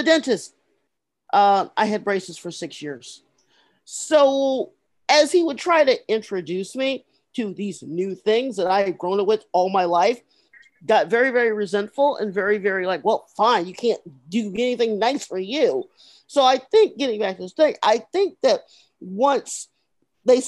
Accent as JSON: {"language": "English", "region": "Midwest", "country": "United States", "said": "I was from the Midwest"}